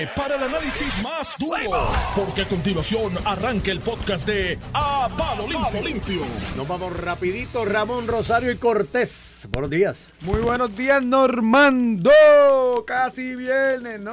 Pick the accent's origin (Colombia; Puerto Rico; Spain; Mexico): Puerto Rico; yo soy de Gabaja